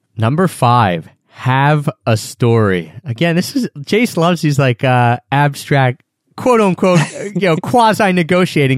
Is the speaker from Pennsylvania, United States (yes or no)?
yes; Philadelphia, Pennsylvania, United States; I'm from Philadelphia.